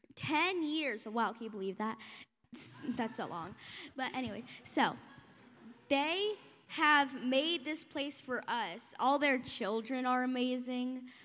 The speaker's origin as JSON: {"language": "English", "region": "Texas", "country": "United States", "said": "I come from Texas"}